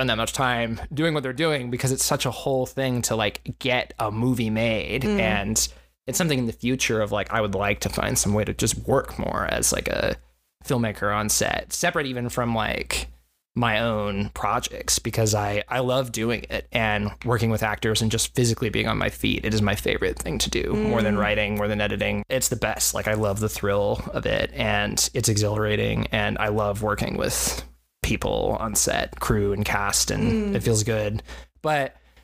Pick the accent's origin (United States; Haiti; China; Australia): United States; Corpus Christi, Texas; I grew up in Corpus Christi, Texas